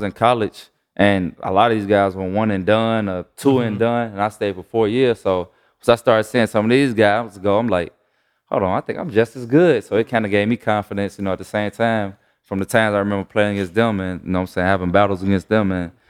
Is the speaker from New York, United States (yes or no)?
no; Chicago, Illinois, United States; I grew up in Chicago, like I said, you know, rough, you know, projects, neighborhood, you know.